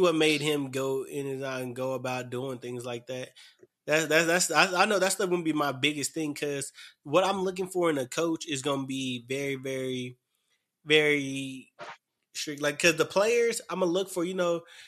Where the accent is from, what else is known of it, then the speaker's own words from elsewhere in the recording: Dallas, Texas, United States; moved away; I came from Dallas.